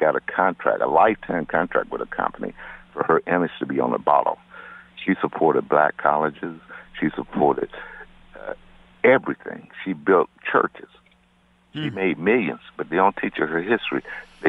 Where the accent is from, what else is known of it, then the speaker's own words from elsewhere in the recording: Deep South, United States; now in Connecticut, United States; I grew up in the Deep South